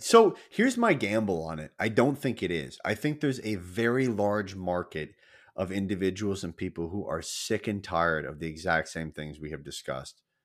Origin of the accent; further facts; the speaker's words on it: United States; I'm American